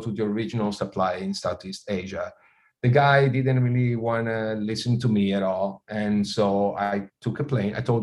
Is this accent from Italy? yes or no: yes; Italy; born or raised there